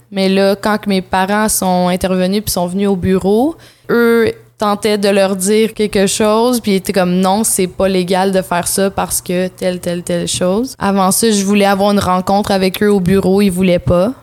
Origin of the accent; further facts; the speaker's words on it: North Shore of Montreal, Quebec, Canada; also born or lived in Vancouver, Canada; je suis née à Vancouver, mais euh, mon père euh, est né sur une réserve autochtone qui s'appelle Kiliganzibi. C'est au Québec, mais c'est très près d'Ottawa. comme je suis, j'ai habité sur la rive nord de Montréal